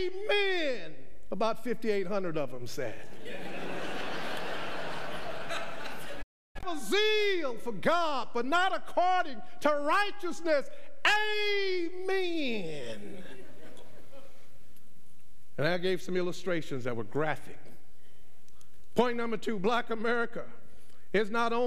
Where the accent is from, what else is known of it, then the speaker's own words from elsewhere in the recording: Northern Virginia, United States; we're from Northern Virginia and we are cultured black folks